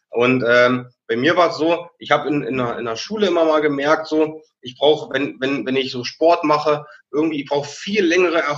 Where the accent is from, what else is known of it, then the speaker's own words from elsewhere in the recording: Brandenburg, Germany; Ich bin aufgewachsen, äh, Rand Berlin, Brandenburg. Ich bin im Dorf aus, aufgewachsen, 2000 Seelendorf.